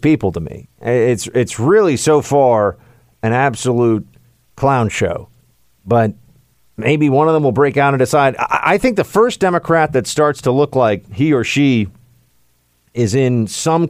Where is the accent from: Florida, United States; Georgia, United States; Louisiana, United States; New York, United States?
New York, United States; I'm a New Yorker